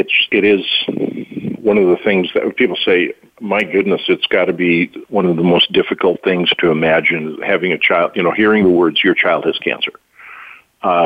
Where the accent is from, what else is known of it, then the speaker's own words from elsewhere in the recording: North Dakota, United States; I'm from North Dakota